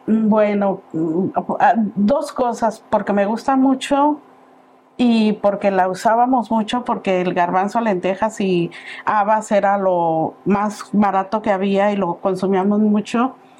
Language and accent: Spanish; Paseo del Alto, Guanajuato, Mexico; moved away; Yo soy originaria de un pueblito muy bonito que se llama Paseo del Alto, Guanajuato. Dice que ya es ciudad, yo no lo creo, pero ya hace muchos años que no estoy allá.